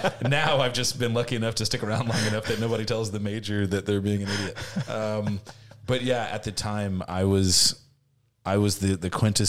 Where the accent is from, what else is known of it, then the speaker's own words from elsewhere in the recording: Oakland, California, United States; I grew up in Oakland, California, graduated high school in 2002.